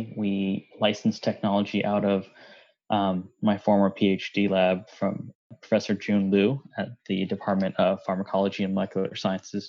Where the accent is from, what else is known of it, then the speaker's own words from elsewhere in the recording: Gaithersburg, Maryland, United States; also born or lived in Boston; I'm actually a Maryland native. I grew up in Gaithersburg.